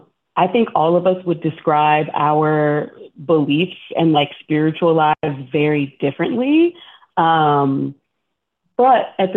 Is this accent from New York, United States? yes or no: no; Texas, United States; Turns out Josh and Austin were both from Texas. I'm also from Texas.